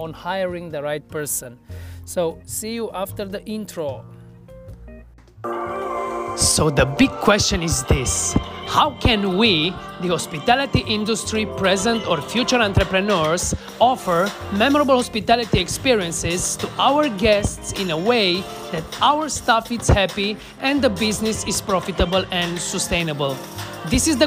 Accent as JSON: {"language": "English", "town": "Cluj-Napoca", "region": "Cluj County", "country": "Romania", "tie": "born or raised there", "said": "organized the Untold Festival in my hometown"}